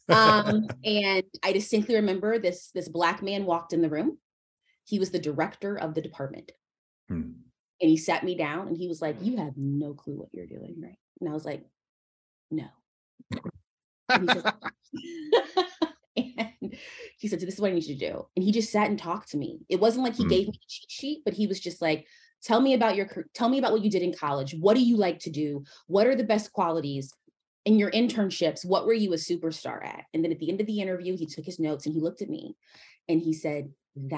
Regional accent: St. Louis, Missouri, United States; I'm from St. Louis, Missouri

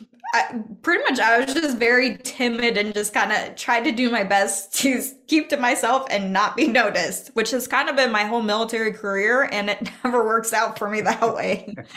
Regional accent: Oxford, Nebraska, United States; born or raised there

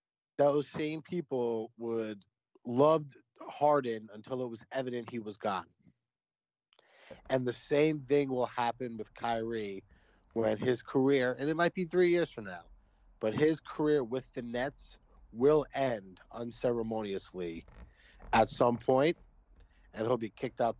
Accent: New York, United States; I'm from New York. I never was a fan of the Knicks.

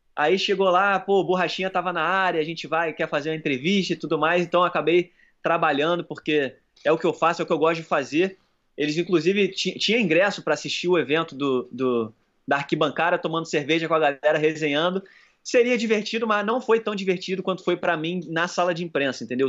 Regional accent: Brazil; eu sou do Brasil

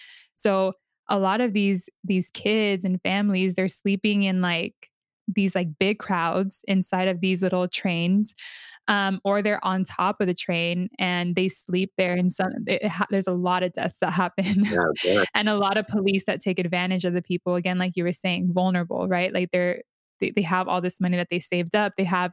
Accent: Honduras; and I was like, oh, I'm from Honduras, right?

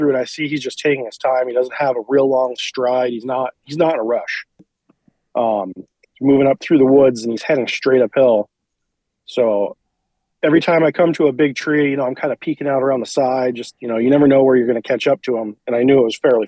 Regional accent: central Vermont, United States; I'm from Vermont, originally central Vermont. I live in north central Vermont now

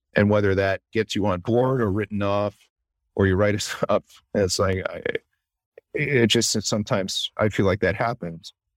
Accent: the Maritimes of Canada, Canada; moved away as an adult; now in Chicago, United States; the place I grew up in the Maritimes of Canada

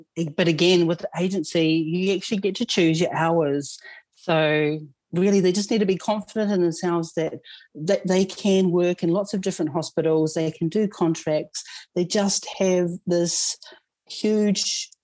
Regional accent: New Zealand; moved away as an adult; now in Queensland, Australia

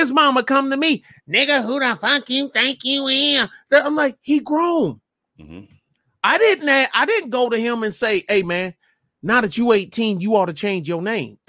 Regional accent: Michigan, United States; But I'm not from Kenya. {S2} Yeah. {S1} I'm from Michigan

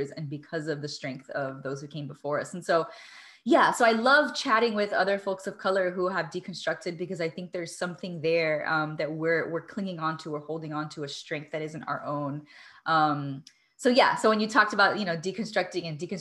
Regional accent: Miami, Florida, United States; I'm Cuban American from Miami. And I'm very specific when I say from Miami, because that because of my social location growing up, had a very unique experience growing up

